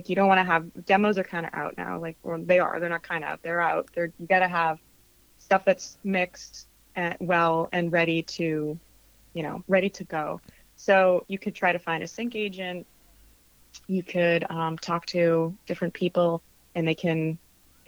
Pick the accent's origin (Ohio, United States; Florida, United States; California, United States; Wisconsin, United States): Florida, United States; Central; moved away as an adult; also born or lived in Boston, United States; now in Los Angeles, United States; I grew up in Central Florida